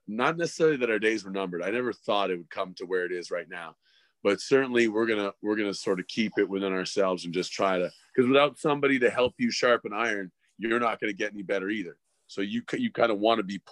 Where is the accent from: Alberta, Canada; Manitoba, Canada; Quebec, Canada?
Alberta, Canada; Calgary; also born or lived in Toronto; I was born in Toronto, but I was raised in Calgary.